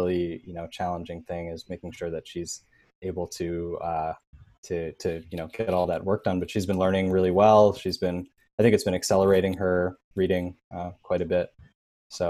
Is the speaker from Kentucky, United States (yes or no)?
no; New York City, New York, United States; moved away as an adult; now in New Jersey, United States; I'm still a New Yorker. I grew up in the city